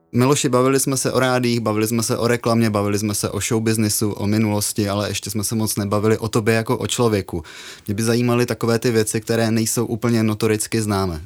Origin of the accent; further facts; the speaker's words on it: Kopřivnice, Moravian-Silesian Region, Czechia; Já pocházím z Kopřivnice